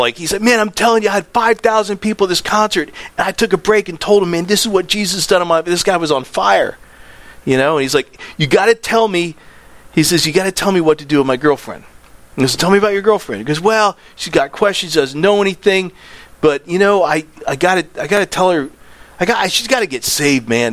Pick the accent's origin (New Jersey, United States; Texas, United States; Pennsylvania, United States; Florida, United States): Florida, United States; Land O'Lakes; I'm from Land O'Lakes